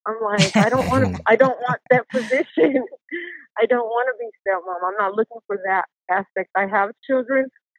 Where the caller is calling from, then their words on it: Puerto Rico; Puerto Rican.